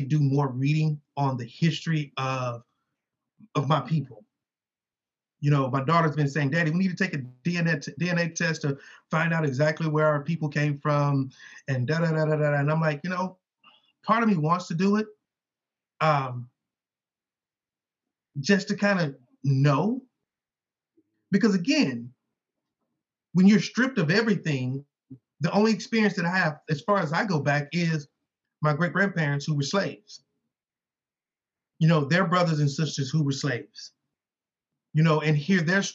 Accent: Houston, Texas, United States; I grew up in Houston in the United States

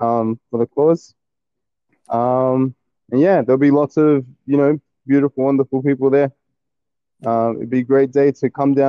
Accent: Sydney, New South Wales, Australia; I grew up around Bankstown, Sydney

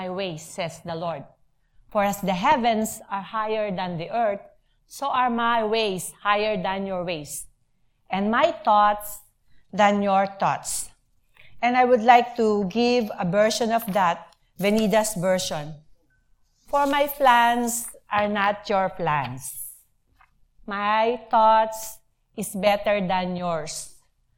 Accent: Philippines; moved away as an adult; now in United States; I'm a college graduate. I came from the Philippines. I have a very nice job there.

